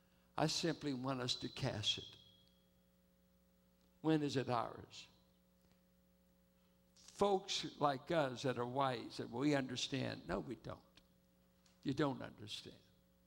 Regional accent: Richmond, California, United States; if you're a California kid like me and grew up in Richmond

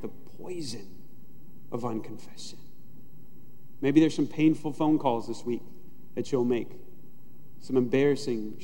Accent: United States; I'm an American Christian

